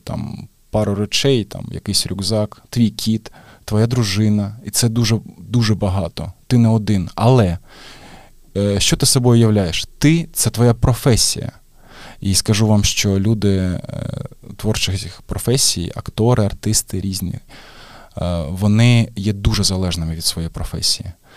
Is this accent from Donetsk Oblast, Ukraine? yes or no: yes; Mariupol, Donetsk Oblast, Ukraine; moved away as an adult; Я Маріуполець і я народився там, як і мої батьки.